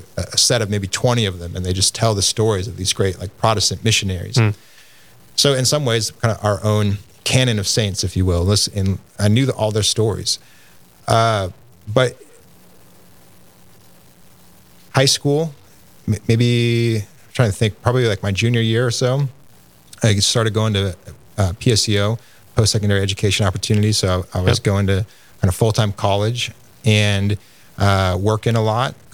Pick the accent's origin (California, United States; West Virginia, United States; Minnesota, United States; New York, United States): Minnesota, United States; Minneapolis; I grew up in the Minneapolis area to a loving mother and father